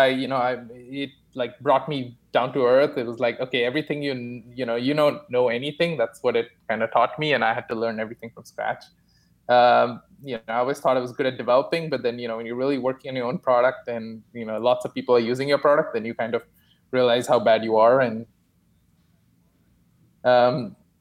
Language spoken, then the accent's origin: English; Mumbai, Maharashtra, India; moved away as an adult; also born or lived in Delaware, United States / Singapore / California, United States; now in Toronto, Canada; I was born in India, Bombay, actually